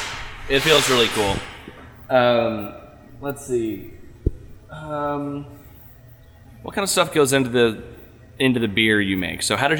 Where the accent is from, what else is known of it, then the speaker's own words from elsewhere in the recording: Texas, United States; now in Washington, United States; I'm originally from Texas